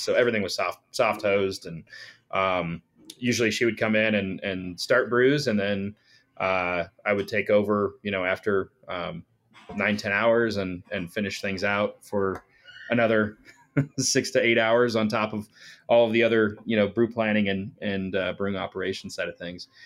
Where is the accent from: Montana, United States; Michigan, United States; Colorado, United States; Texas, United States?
Colorado, United States; northern; we grew up in Colorado and grew up in northern Colorado